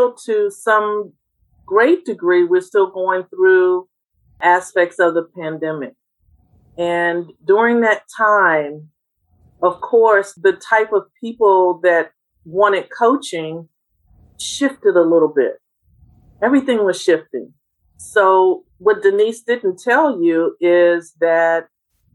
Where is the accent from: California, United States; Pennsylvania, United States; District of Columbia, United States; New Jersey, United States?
District of Columbia, United States; Washington; we're from Washington, D.C.